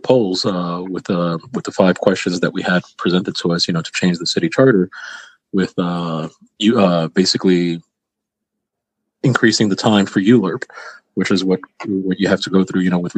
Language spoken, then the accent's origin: English; New York City, New York, United States; growing up in the South Bronx. I grew up on a block where half the block was desolate